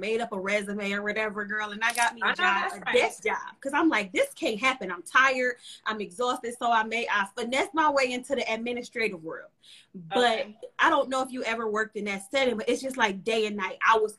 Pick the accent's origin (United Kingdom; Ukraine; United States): United States; Cleveland, Ohio; I'm from Cleveland, Ohio, 216.